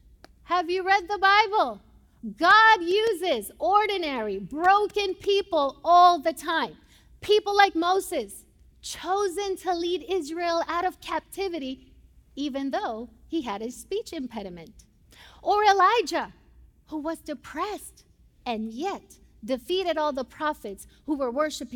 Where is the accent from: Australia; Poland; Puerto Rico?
Puerto Rico; first language Spanish; English is a second language; moved away as an adult; now in United States; I'm from Puerto Rico